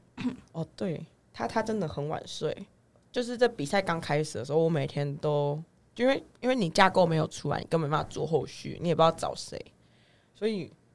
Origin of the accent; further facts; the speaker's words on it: Changhua County, Taiwan; 我们彰化那边